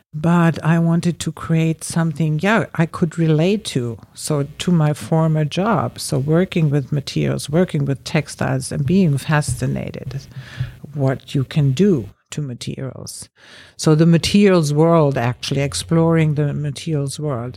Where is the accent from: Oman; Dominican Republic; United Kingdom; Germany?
Germany; moved away as an adult; also born or lived in Berlin; now in Los Angeles, United States; I grew up in Germany